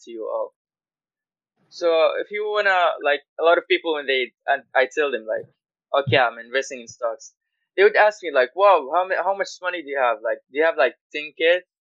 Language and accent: English; Guyana; moved away as an adult; now in Malaysia; I am from Guyana. It's a country north of Brazil.